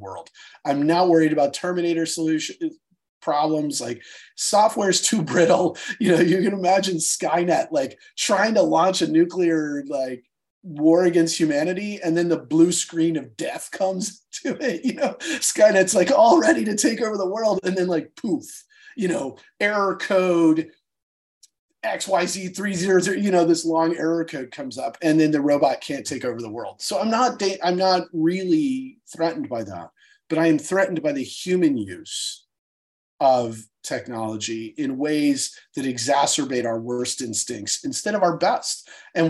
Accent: United States; as an American

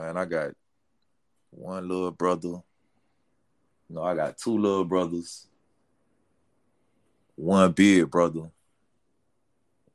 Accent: Polk County, Central Florida, United States; also born or lived in Miami, Florida; where I was really raised, that went to school, that graduated from, was Polk County, Central Florida

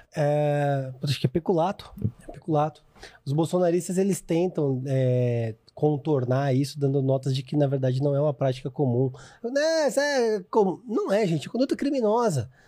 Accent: Vinhedo, São Paulo, Brazil; now in São Paulo, Brazil; lá em Vinhedo, que é de onde eu sou natural.

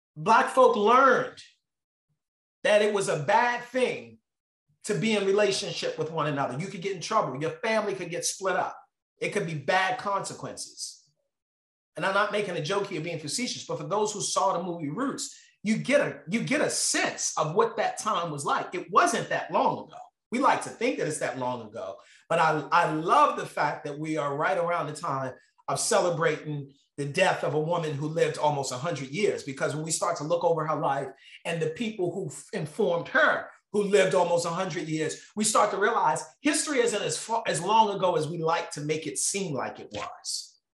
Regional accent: Baltimore, Maryland, United States; I grew up in Baltimore

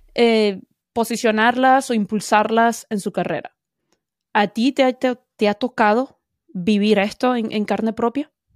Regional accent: Venezuela; Como buena venezolana

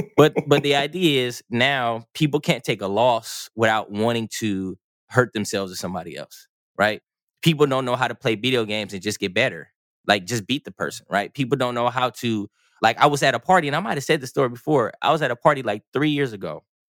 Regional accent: California, United States; moved away; I'm from California

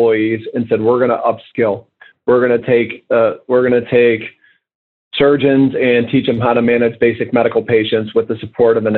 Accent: United States; as an American

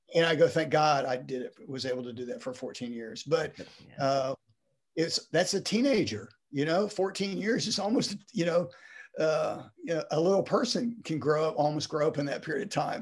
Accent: Texas, United States; also born or lived in Ohio; I was born in Ohio, even though I've grown was grown uh, raised in Texas

